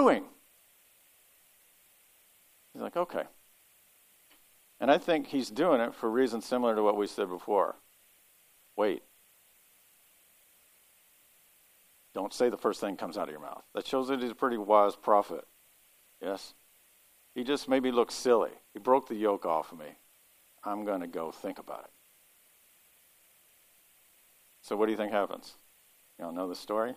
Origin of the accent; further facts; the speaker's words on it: Kentucky, United States; now in Ohio, United States; I'm from Kentucky